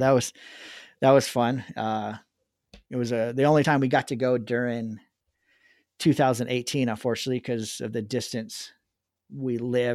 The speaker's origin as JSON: {"language": "English", "region": "Southern California", "country": "United States", "tie": "born or raised there", "said": "I grew up in Southern California"}